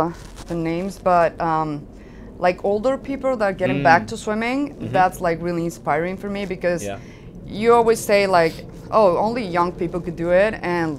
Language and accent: English; Guadalajara, Jalisco, Mexico; also born or lived in Guanajuato; Oh, I'm from Guadalajara, Jalisco. That's in Mexico. Well, I live there. I was born in Guadalajara. Then I moved back to Guanajuato.